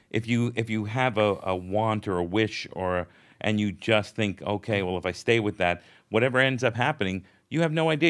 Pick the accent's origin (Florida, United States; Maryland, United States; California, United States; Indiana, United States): Florida, United States; South; I grew up in South Florida